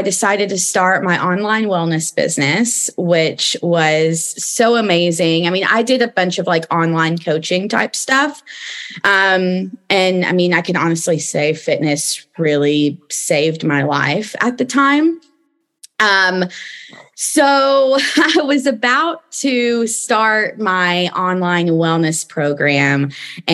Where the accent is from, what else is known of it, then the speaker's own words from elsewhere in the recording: East Tennessee, United States; moved away as an adult; also born or lived in Los Angeles, United States; I am originally from East Tennessee